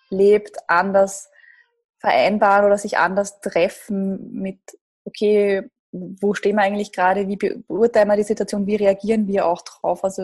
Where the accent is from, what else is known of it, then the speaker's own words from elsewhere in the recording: Gedersdorf, Lower Austria, Austria; Ich bin in, einem, ja, in Gedersdorf groß geworden. Das ist eine kleine Gemeinde in der Nähe von Krems an der Donau.